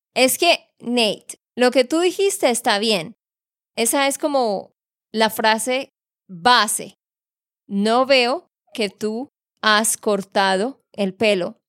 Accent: Santander, Colombia; de Santander, Colombia

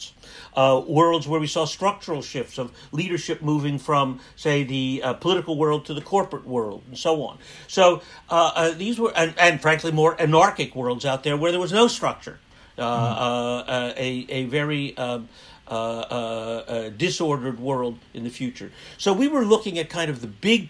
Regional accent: United States; I'm American

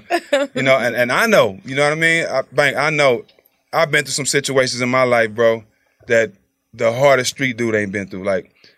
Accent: Port Arthur, Texas, United States; I was in my hometown, Port Arthur.

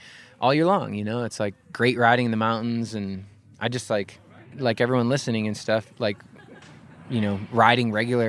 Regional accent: Midwest, United States; Well, I came from the Midwest

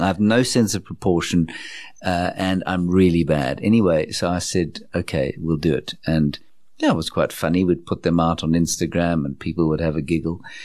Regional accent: South Africa; growing up in Johannesburg from nineteen seventy-six when I was born. which is, was an auspicious year in our country's history

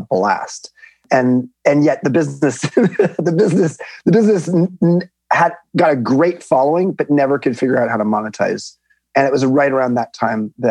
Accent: Long Beach, California, United States; I grew up in Long Beach, California

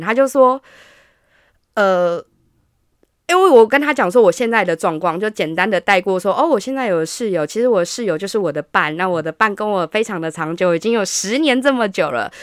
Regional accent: Hsinchu, Taiwan; now in Taipei, Taiwan; 我是来自新竹，但是住在台北的

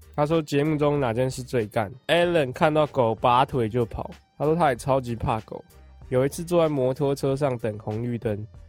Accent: Wugu, New Taipei, Taiwan; also born or lived in Sanchong, New Taipei; 我小学在五

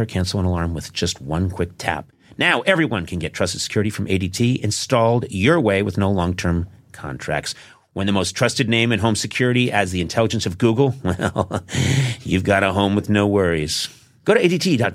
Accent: Brookline, Massachusetts, United States; I grew up in Brookline

